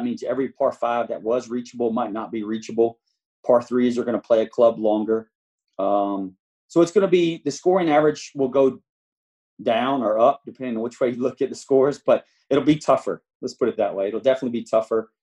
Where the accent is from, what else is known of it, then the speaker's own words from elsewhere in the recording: the South, United States; We're from the South